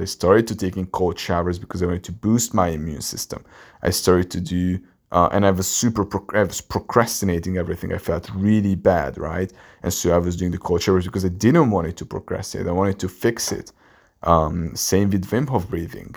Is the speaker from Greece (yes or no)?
no; Hungary; English is a second language; a guy from Hungary, my English is not even my native language